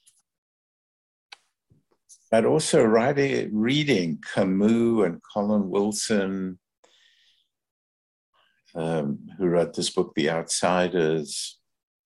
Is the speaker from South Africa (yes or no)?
yes; Johannesburg, Gauteng, South Africa; moved away as an adult; now in Canada; I grew up in Johannesburg.